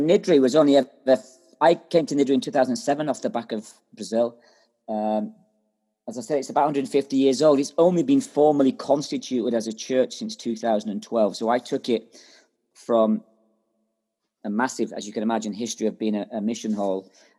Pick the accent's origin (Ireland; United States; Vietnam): Ireland; now in Scotland; I am from Ireland, yeah.